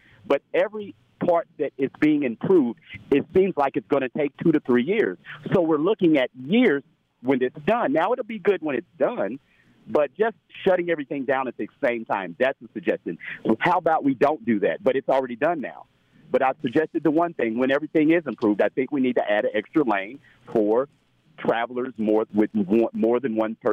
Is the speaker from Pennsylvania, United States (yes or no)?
no; Indianapolis, Indiana, United States; also born or lived in California; I'm from Indianapolis, but I've lived in California before